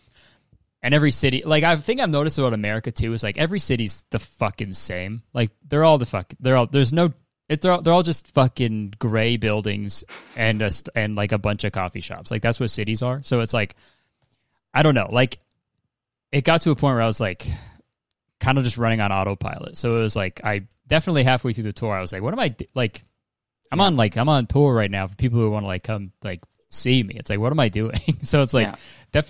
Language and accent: English; Whitby, Ontario, Canada; also born or lived in Hamilton, Ontario; I lived in Whitby from until I was like 13, and then I moved to Hamilton